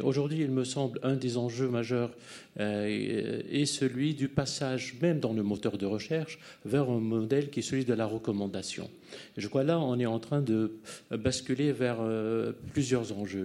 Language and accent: French; United States; moved away as an adult; now in France; moi, je suis américain, j'ai enseigné longtemps aux États-Unis.